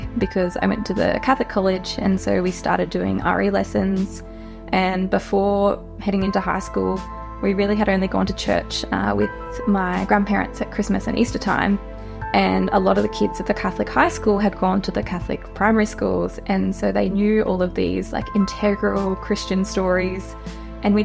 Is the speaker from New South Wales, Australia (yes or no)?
no; Sale, Victoria, Australia; I grew up around Gippsland. I grew up just outside of Sale on a farm